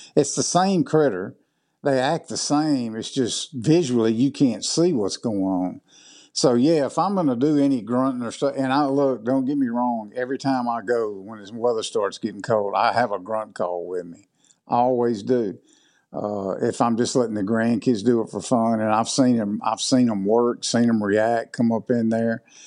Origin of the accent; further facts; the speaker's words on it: Southwest Mississippi, United States; moved away as an adult; now in West Point, United States; I was born and raised in Mississippi down in the, kind of the southwest part. I live up in the northeast part now